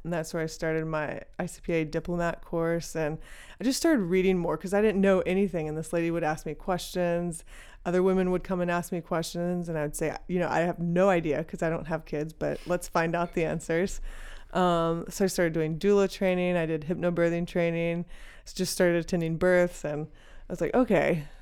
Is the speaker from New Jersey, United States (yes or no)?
no; Texas, United States; also born or lived in Dallas; I grew up in Texas